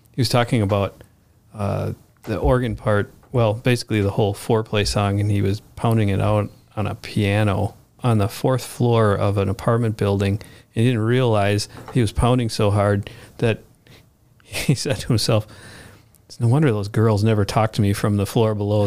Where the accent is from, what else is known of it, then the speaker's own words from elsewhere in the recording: Bloomington, United States; I grew up in Bloomington